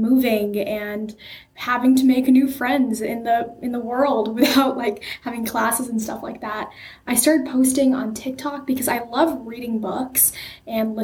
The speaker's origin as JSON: {"language": "English", "area": "Bay Area", "region": "California", "country": "United States", "tie": "born or raised there", "said": "I was born in Bay Area, California. I've lived there my entire life"}